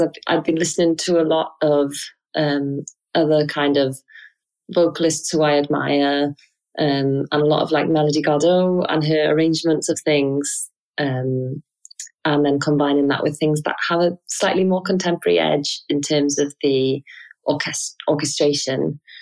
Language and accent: English; Wales, United Kingdom; I learned violin with my dad growing up in Wales